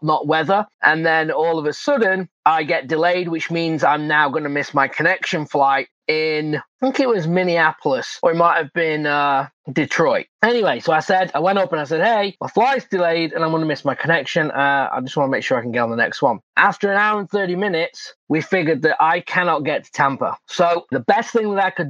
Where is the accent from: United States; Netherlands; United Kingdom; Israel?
United Kingdom; England; moved away; I'm from England.